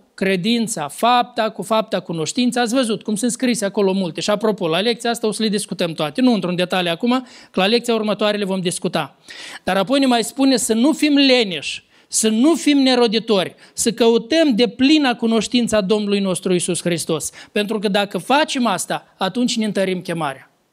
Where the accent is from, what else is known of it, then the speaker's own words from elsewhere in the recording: Lăpușna, Hîncești District, Moldova; din satul meu de Baștin, din Lăpușna